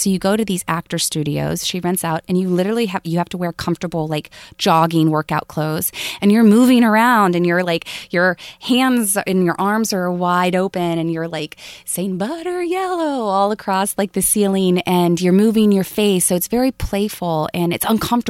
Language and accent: English; the South, United States; Plus, I'm from the South, so it can become nasally and a little high-pitched.